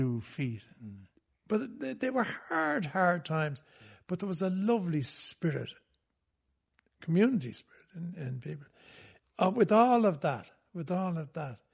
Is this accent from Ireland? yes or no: yes; Dublin, Leinster, Ireland; I grew up in Ballybock, in Sackville Avenue. It was right at the back of Croke Park